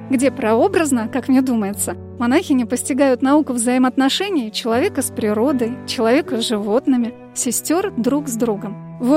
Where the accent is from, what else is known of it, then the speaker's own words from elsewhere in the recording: Astrakhan, Astrakhan Oblast, Russia; moved away as an adult; Я из Астрахани